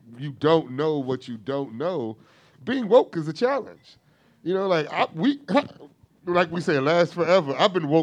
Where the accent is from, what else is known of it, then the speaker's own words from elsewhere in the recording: Gary, Indiana, United States; I grew up in Gary, Indiana